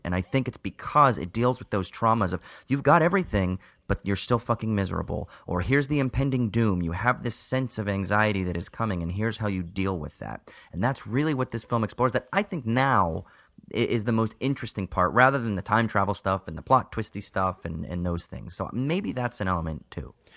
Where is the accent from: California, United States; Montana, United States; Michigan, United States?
California, United States; Southern Orange County; I grew up in a neighborhood just like that. I'm from Southern Orange County, right? So I grew up in Yuppieville